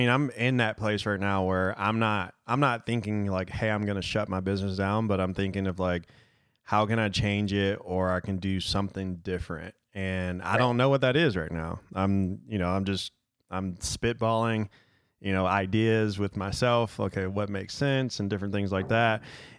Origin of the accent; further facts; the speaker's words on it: Detroit, Michigan, United States; I'm from Detroit